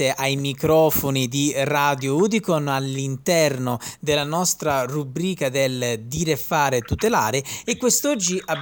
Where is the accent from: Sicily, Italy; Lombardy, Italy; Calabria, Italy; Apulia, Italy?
Calabria, Italy; perché in quanto calabrese è il minimo che mi possa riguardare anche da vicino.